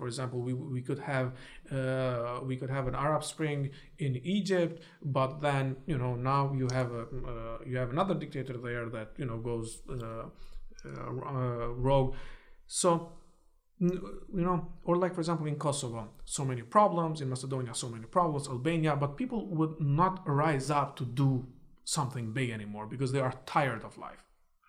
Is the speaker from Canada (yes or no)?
no; Istanbul, Turkey; now in United States; When somebody asks me, where are you from? I tell them I'm from Istanbul. I'm Istanbullu.